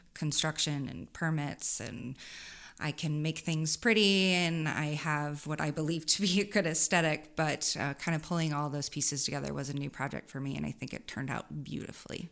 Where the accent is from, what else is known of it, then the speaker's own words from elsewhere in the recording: Saint Charles, Missouri, United States; also born or lived in Columbia, Missouri; I grew up out, outside of Saint Louis in Saint Charles.